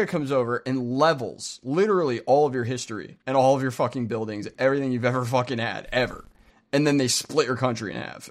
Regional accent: United States; speaking as an American

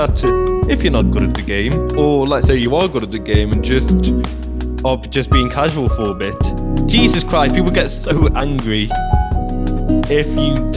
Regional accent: United Kingdom; we're British.

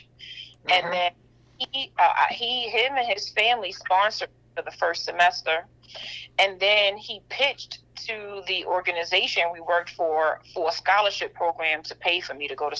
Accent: New York City, New York, United States; I'm born and raised in Brooklyn, New York.

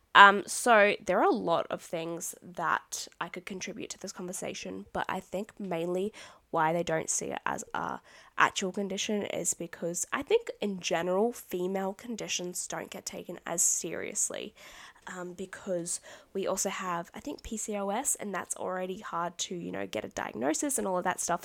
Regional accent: Australia; I'm Australian

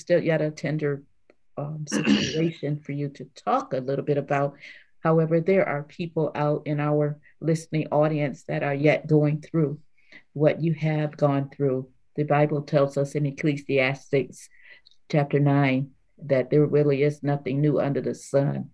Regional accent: Grand Rapids, Michigan, United States; We grew up in Grand Rapids, Michigan

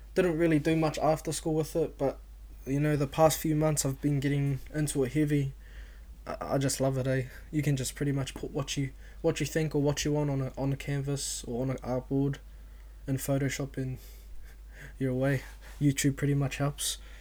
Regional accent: Auckland, New Zealand; I was born and raised in South Auckland, uh, Otara to be exact

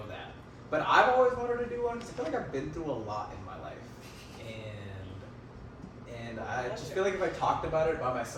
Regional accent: Sacramento, California, United States; moved away as an adult; also born or lived in Delaware / Los Angeles / Maryland / Arizona; now in Dallas, United States; Everything after kindergarten was in Sacramento

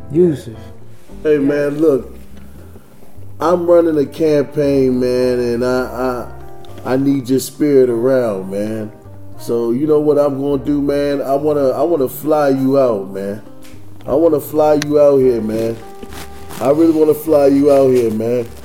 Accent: Detroit, Michigan, United States; We in the fifth district of Detroit. U.S.

